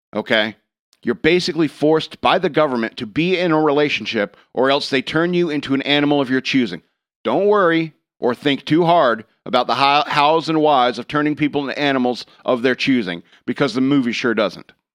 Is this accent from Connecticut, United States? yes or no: yes; Connecticut, United States; I was born in Connecticut